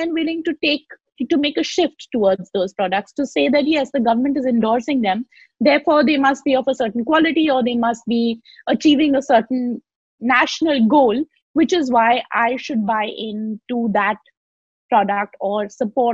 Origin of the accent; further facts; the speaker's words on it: Lucknow, Uttar Pradesh, India; I grew up in Lucknow